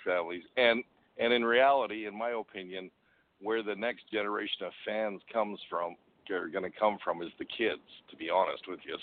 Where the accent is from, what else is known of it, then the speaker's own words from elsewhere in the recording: Winnipeg, Manitoba, Canada; I'm from Winnipeg too.